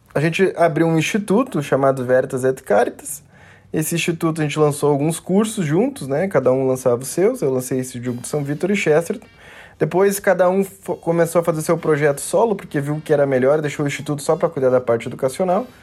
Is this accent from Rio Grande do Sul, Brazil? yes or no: yes; Porto Alegre, Rio Grande do Sul, Brazil; moved away as an adult; now in Passo Fundo, Brazil; sou daqui de Passo Fundo, natural de Porto Alegre, mas moro aqui porque é a terra da minha esposa